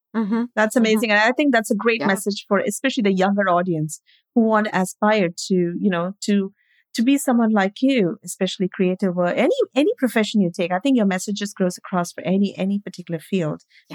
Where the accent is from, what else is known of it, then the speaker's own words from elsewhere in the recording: India; moved away; I grew up in India